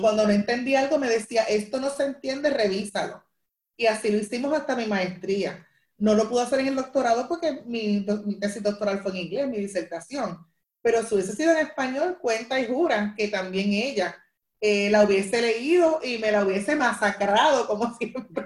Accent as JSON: {"language": "Spanish", "town": "Carolina", "country": "Puerto Rico", "tie": "born or raised there", "said": "yo soy aquí de Carolina, eh, toda mi vida me crié aquí"}